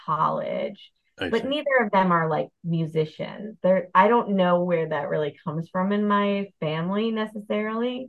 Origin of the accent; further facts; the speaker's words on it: Bethesda, Maryland, United States; moved away as an adult; also born or lived in Brooklyn, New York; now in Delaware, United States; I grew up in Bethesda, Maryland, outside of Washington, D.C.